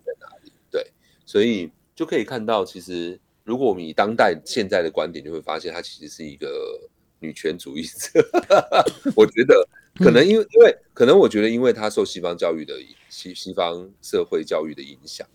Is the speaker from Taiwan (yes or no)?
yes; Taiwan; 我们台湾人比较熟悉寡戏